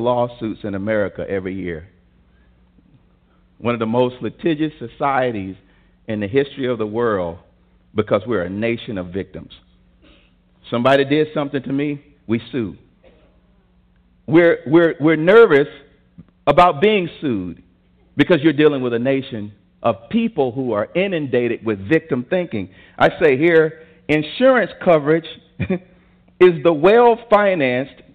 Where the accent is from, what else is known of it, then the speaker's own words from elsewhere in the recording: Tuscaloosa, Alabama, United States; I'm from Tuscaloosa, Alabama, and I grew up in kindergarten, first and second grade, where the school system was still segregated